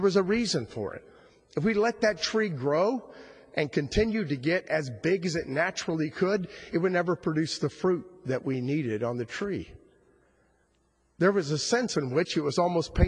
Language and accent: English; South Florida, United States; growing up in South Florida